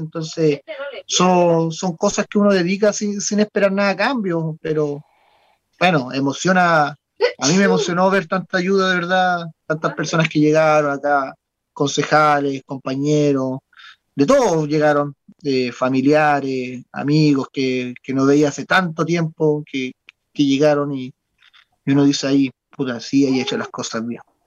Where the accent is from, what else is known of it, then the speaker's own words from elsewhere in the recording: Chile; como buen chileno